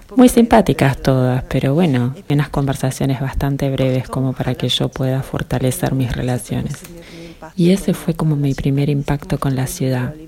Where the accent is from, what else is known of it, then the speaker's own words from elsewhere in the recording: province of Salerno, Campania, Italy; Spanish is a second language; moved away as an adult; also born or lived in Naples, Italy; now in Paris, France; soy italiana, vengo de la provincia de Salerno, el sur de Italia